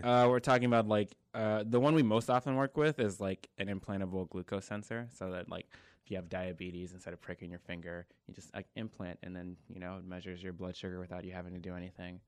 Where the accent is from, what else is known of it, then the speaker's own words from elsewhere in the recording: Prince George's County, Maryland, United States; moved away as an adult; now in North Carolina, United States; I'm from Maryland, uh, born and raised Prince George's County, Maryland